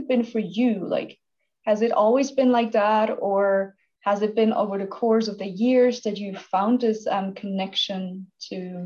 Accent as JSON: {"language": "English", "country": "Switzerland", "tie": "born or raised there", "moved": "as an adult", "said": "I'm from Switzerland. I was born and raised here."}